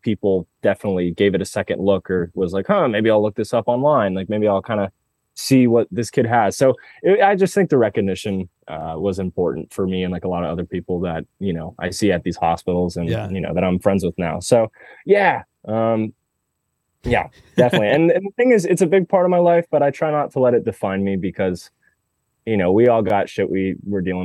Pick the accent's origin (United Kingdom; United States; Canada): United States; Denver, Colorado; moved away as an adult; also born or lived in Nashville, Tennessee / Los Angeles; I'm from Denver, Colorado